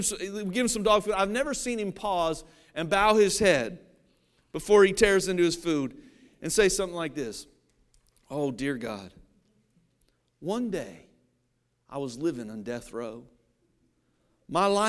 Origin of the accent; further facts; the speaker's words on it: Cincinnati, Ohio, United States; I grew up in Cincinnati, Ohio.